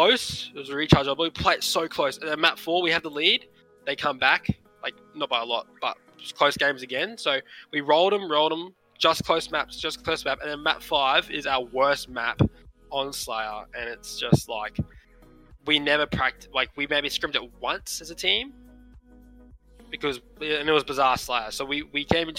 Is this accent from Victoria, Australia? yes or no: no; Brisbane, Queensland, Australia; we're all from Brisbane